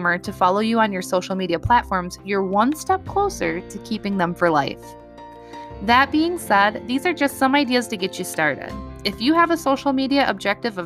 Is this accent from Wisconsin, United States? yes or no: yes; Wisconsin, United States; So in my hometown, I shop at a local grocery store